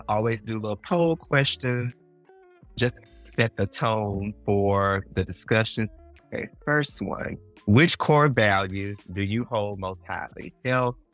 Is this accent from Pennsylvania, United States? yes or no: no; Mississippi, United States; I grew up in Mississippi